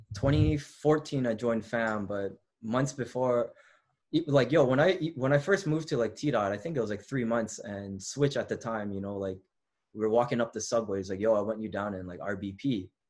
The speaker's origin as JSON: {"language": "English", "town": "Lethbridge", "region": "Alberta", "country": "Canada", "tie": "born or raised there", "also_born_or_lived": "Toronto", "moved": "yes", "lives_now": "Montreal, Canada", "said": "I was a kid from Lethbridge"}